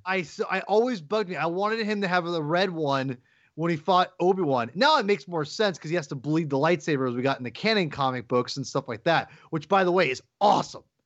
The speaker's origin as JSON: {"language": "English", "town": "Kirkland", "region": "Washington", "country": "United States", "tie": "born or raised there", "lives_now": "Seattle, United States", "said": "I was born in Kirkland, Washington, but I, I live in Seattle, Washington, and I consider myself a Seattleite"}